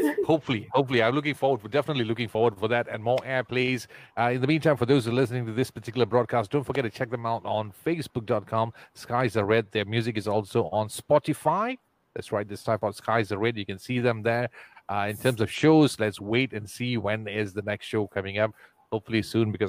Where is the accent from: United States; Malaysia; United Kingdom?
Malaysia; Ipoh, Perak; That's the best town on the planet, my hometown.